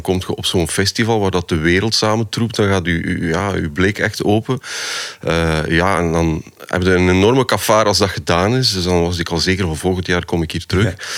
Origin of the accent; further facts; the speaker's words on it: Poperinge, Flanders, Belgium; Ik ben van de Westhoek.